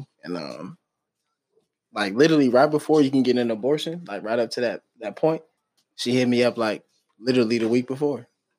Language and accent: English; Oakland, California, United States; I'm from Oakland.